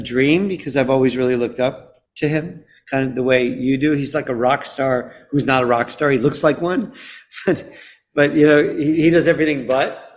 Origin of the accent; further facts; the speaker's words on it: Chicago, Illinois, United States; moved away; also born or lived in London; my hometown Chicago